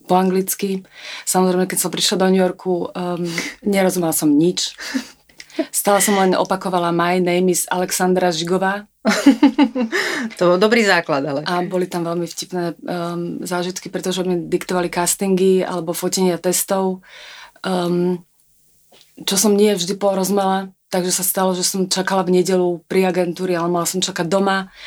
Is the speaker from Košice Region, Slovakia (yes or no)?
no; Pezinok, Bratislava Region, Slovakia; Ja som ani lietadlom neletela, ja som bola z Pezinka, v, z malého mestečka.